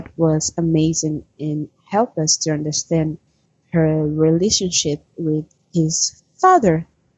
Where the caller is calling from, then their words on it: Brazil; English is a second language; I'm calling from Brazil.